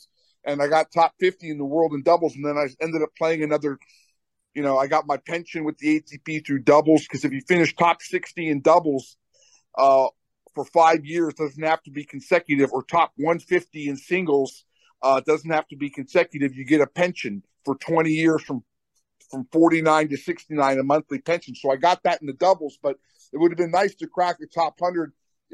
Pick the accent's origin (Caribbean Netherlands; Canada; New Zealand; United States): United States; Albuquerque, New Mexico; I was a Sherman volleyer growing up in Albuquerque.